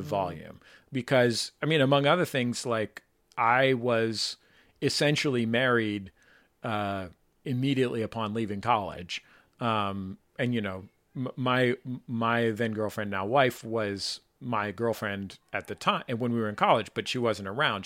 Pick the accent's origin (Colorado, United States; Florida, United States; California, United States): California, United States; San Francisco; I grew up in San Francisco with parents